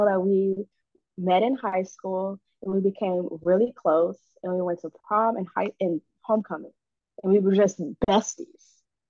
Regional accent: Los Angeles, California, United States; born or raised there; moved away; also born or lived in Chicago, Illinois / Georgia / Virginia

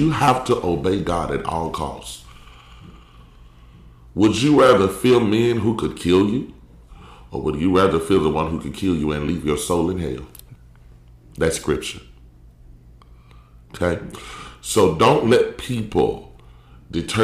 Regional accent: Columbus, Mississippi, United States; moved away as an adult; also born or lived in Ohio; now in Virginia, United States; But it's a city called Columbus, Mississippi. I was born and raised there. Been there my whole life.

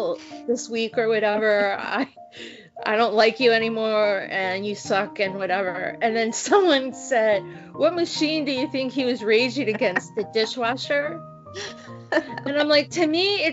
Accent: Virginia, United States; moved away; That's my home state

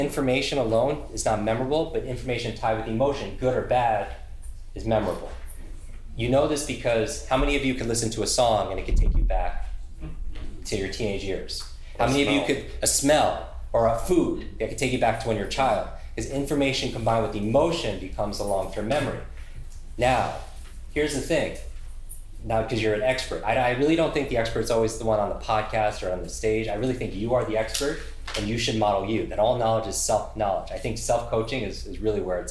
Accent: New York, United States; I'm from New York

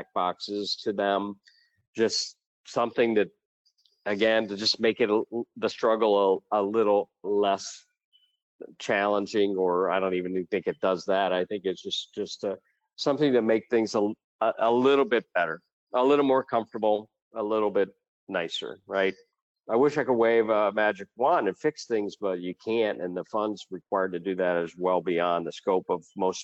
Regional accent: Ohio, United States; now in Puerto Rico; I'm from Ohio originally, but I spend most of my time now in Puerto Rico

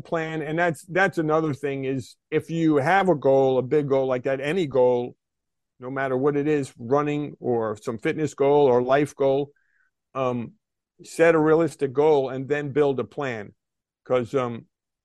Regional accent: White Plains, New York, United States; growing up in White Plains, New York in the 1970s

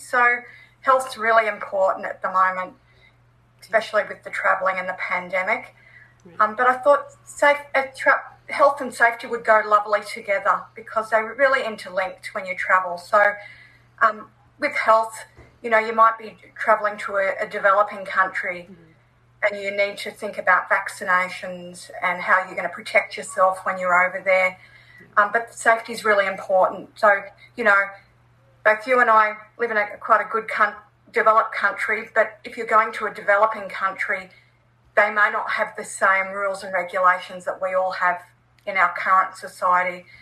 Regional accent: Australia; as an Australian

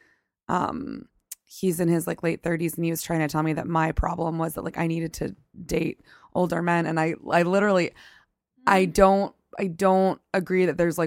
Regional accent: the South, United States; moved away; I'm from the South

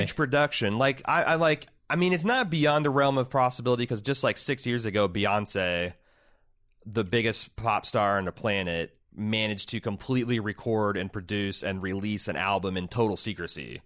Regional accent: Midwest, United States; I'm a Midwesterner

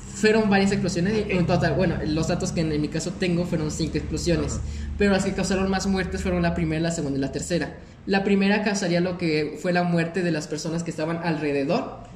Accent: Celaya, Guanajuato, Mexico; nosotros somos de aquí, de Celaya

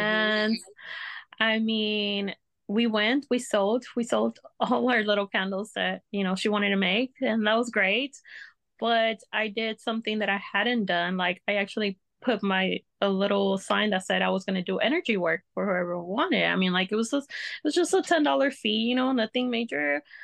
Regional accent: Texas, United States; I am from Texas

